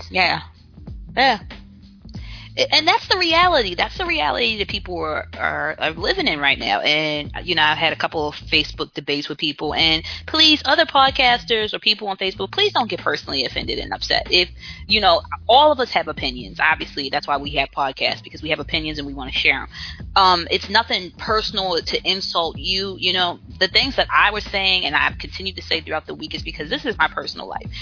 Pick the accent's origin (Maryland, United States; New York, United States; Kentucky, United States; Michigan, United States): Maryland, United States; Baltimore; moved away; I'm from Baltimore, um, raised in Baltimore City, worked in Baltimore City